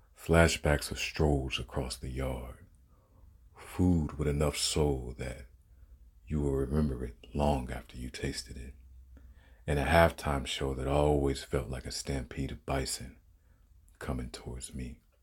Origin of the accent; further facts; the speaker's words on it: Detroit, Michigan, United States; also born or lived in Washington, D.C.; now in California, United States; my hometown and its Detroit city limits